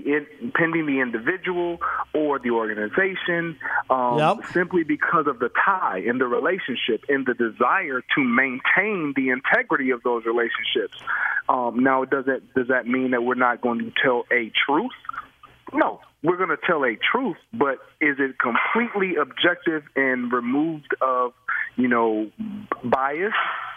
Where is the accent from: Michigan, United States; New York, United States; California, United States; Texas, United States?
Michigan, United States; Ooh, that's a tough one for me. I grew up in Michigan. I love Isaiah.